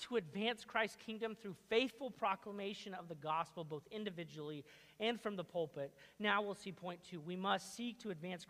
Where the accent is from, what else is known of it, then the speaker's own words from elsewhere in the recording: Colorado, United States; moved away; I was raised in Colorado